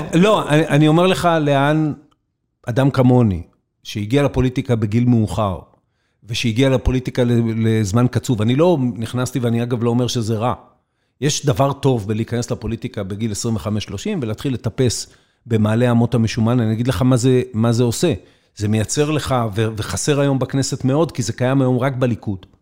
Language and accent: Hebrew; Israel; המקום הזה, שנולדתי בו, גדלתי בו, לחמתי עבורו